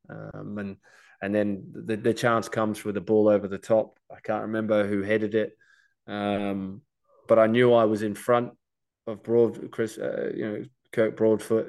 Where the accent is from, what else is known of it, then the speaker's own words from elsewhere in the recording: Australia; being Australian